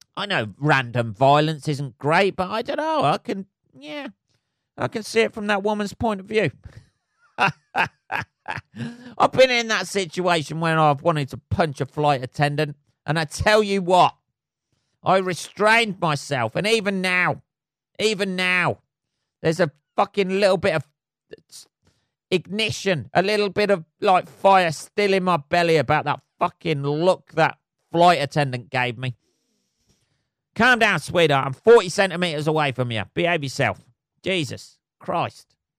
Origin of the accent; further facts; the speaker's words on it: England, United Kingdom; I'm English.